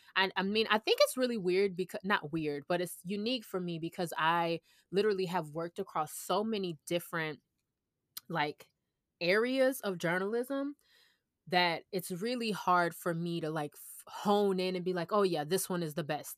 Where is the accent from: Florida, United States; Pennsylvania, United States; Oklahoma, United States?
Florida, United States; Orlando; moved away; also born or lived in Georgia; I'm actually from Orlando